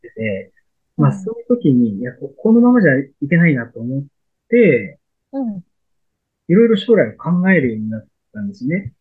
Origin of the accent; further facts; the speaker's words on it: Shimane, Japan; 僕、出身が島根県なんです